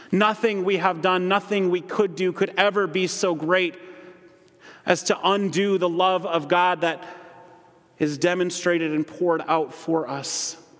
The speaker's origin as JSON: {"language": "English", "town": "Holland", "region": "Michigan", "country": "United States", "tie": "born or raised there", "also_born_or_lived": "Grand Rapids, Michigan", "moved": "as an adult", "said": "I grew up in Holland"}